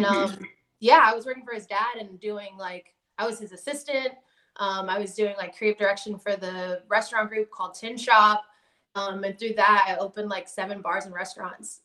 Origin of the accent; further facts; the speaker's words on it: Washington, District of Columbia, United States; also born or lived in Silver Spring, Maryland; Born and raised in Southeast Washington, D.C., grew up in like Silver Spring, Maryland. Also moved back to D.C. during like middle school